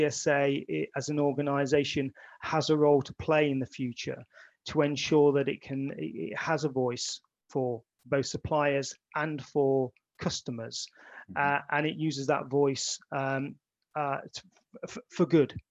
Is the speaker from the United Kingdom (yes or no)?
yes; Midlands, United Kingdom; being born and raised in the Midlands